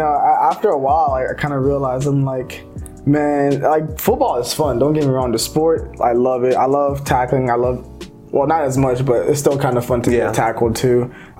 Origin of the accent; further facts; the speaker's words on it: United States; also born or lived in Cameroon / Minnesota; So that's kind of like seven. I was when I came here.